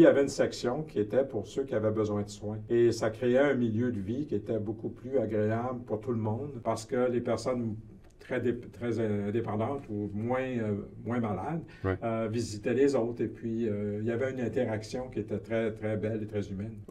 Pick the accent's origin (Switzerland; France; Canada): Canada; Quebec City, Quebec; Je suis né à Québec, la ville de Québec. J'ai grandi dans une famille